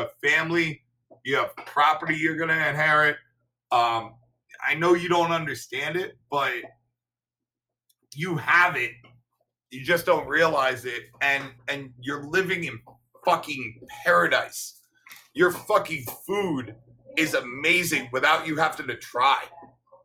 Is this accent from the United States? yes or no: yes; United States; I'm an American